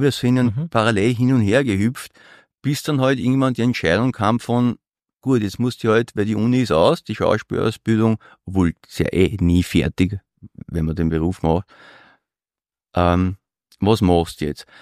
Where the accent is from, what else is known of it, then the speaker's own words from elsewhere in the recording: Vienna, Austria; als gelernter Europäer und noch mehr als gelernter Wiener